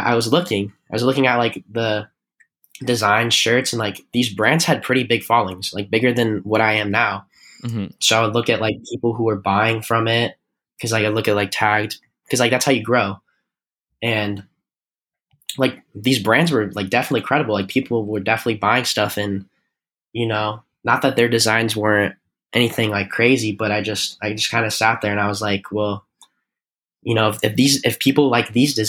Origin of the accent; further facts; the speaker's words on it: Arizona, United States; I'm from Arizona